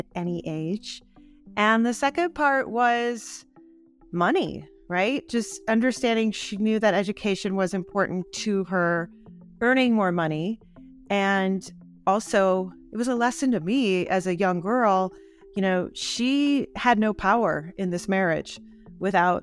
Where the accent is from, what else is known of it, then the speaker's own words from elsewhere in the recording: Milwaukee, Wisconsin, United States; now in Santa Fe, United States; I was born in Milwaukee, pretty traditional childhood, you know, two parents, one or two kids